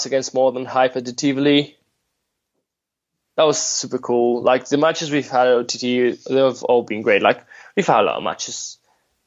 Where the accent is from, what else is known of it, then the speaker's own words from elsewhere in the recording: Spain; also born or lived in Madrid / United Kingdom; us being Spanish, like the only Spanish wrestlers like wrestling in the UK